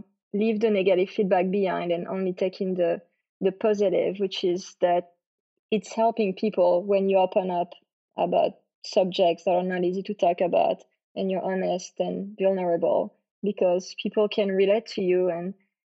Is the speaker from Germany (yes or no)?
no; France; English is a second language; moved away as an adult; now in Texas, United States; I was born and raised in France, as you can probably hear because of my accent. I came here in Texas in 2011 to be an au pair.